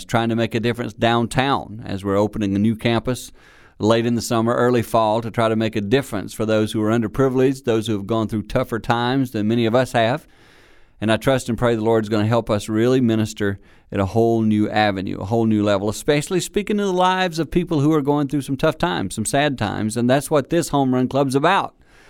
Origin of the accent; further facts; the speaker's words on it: Philadelphia, Pennsylvania, United States; I did not know him at all. I was from Philadelphia.